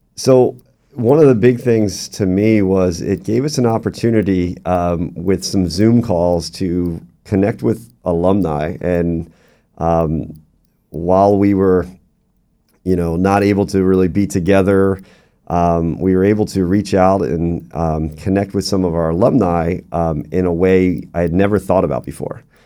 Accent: Doylestown, Pennsylvania, United States; moved away as an adult; also born or lived in Ohio / Albany; now in Central Florida, United States; I'm originally from Doylestown, Pennsylvania. It's about an hour outside of the Philadelphia hour, uh, area

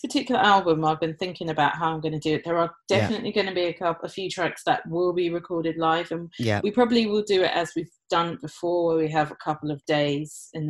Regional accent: Nigeria; where I was born in Nigeria, yeah. And our tribe and our beliefs.

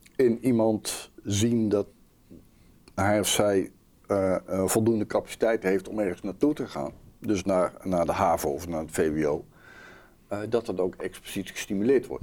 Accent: Langstraat, North Brabant, Netherlands; moved away; ik ben van huis uit een Brabo

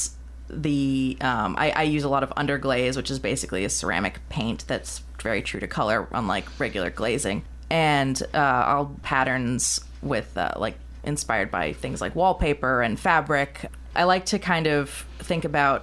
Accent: New York, United States; moved away as an adult; I am from New York, and I moved here for my residency in October

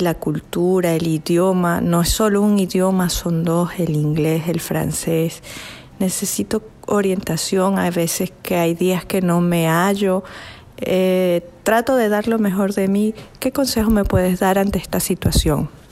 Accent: Venezuela; moved away as an adult; now in Montreal, Canada; Soy venezolana

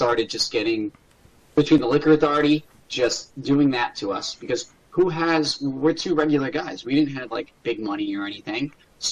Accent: New York City, New York, United States; born and raised in Staten Island, New York

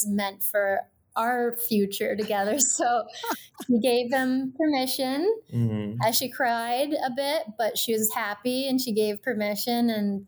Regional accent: Kelowna, British Columbia, Canada; I'm from Kelowna originally

